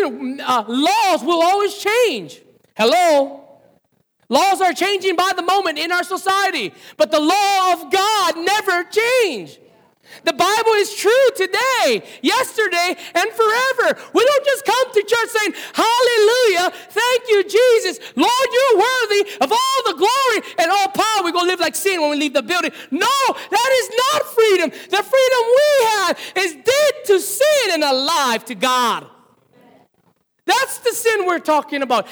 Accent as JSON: {"language": "English", "region": "Hawaii", "country": "United States", "said": "us Hawaiian people"}